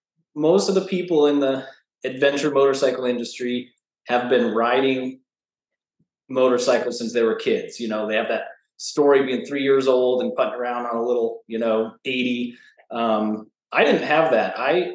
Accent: Flagstaff, Arizona, United States; moved away as an adult; I grew up in Flagstaff, Arizona. So born and raised. If you haven't been, it's everyone thinks Arizona is just hot and sandy desert, but Flagstaff's at 7,000 feet. It's a fairly small mountain town

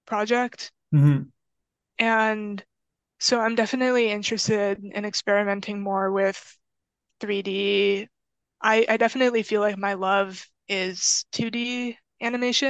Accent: San Diego, California, United States; I am from San Diego, but I have relatives in Los Angeles, and the drive from my house in San Diego to my relative's house

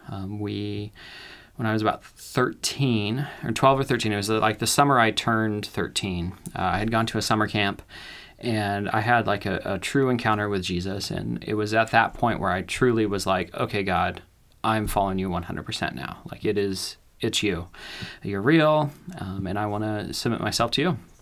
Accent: Ashland, Oregon, United States; also born or lived in California; I grew up in California. Uh, when I was seven, my parents decided to move our family up to Oregon, uh, where we l, moved to Ashland

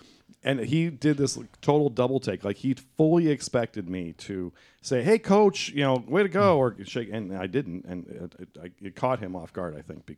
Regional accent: Indiana, United States; moved away; I am not a Spartan. I'm from Indiana.

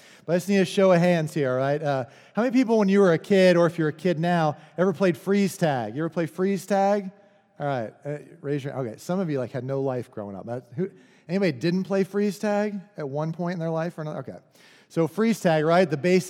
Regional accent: Pennsylvania, United States; I said, we live in McCreary County, but I'm originally from Central Pennsylvania.

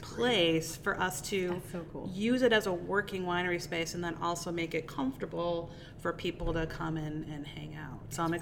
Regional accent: Euclid, Ohio, United States; I grew up here in Cleveland. I grew up in Euclid.

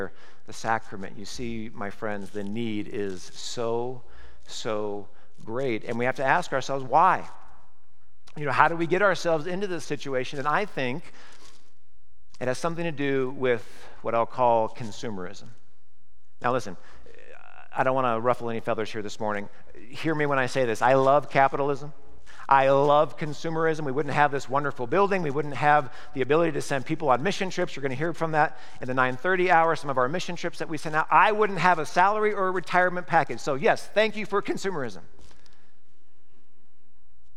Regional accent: Nebraska, United States; moved away; I grew up in Nebraska, moved here in 1988

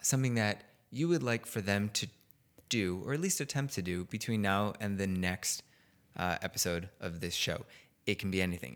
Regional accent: Chicago, Illinois, United States; moved away; I'm from Chicago

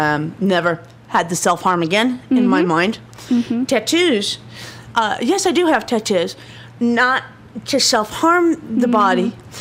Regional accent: Ireland; I have an Irish knotwork on my shoulder. Number one, I'm Irish.

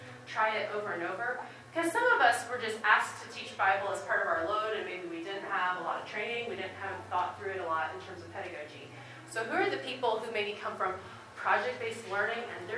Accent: Midwest, United States; moved away as an adult; also born or lived in North Carolina; now in Asheville, United States; I am from the Midwest originally, but we live in Asheville right now

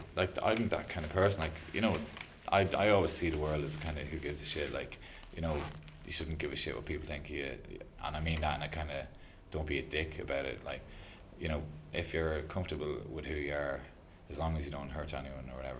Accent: Kells, County Meath, Ireland; moved away; my hometown of Kells

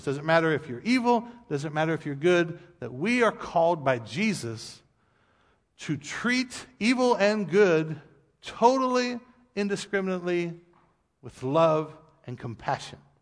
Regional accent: United States; we as American people

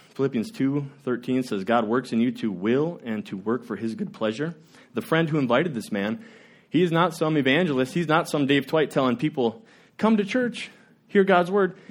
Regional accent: Worthington, United States; I grew up in the Worthington

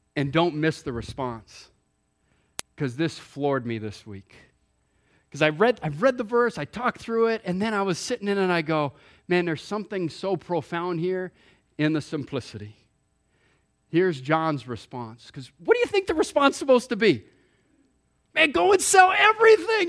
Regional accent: Hawaii, United States; moved away; I grew up in Hawaii

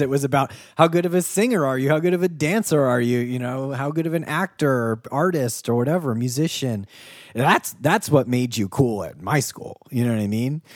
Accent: United States; also born or lived in Ohio / Kentucky; I grew up in Ohio and Kentucky

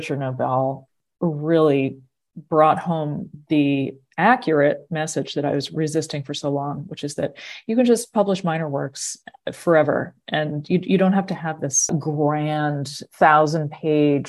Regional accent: Massachusetts, United States; growing up in Massachusetts at the time that I did

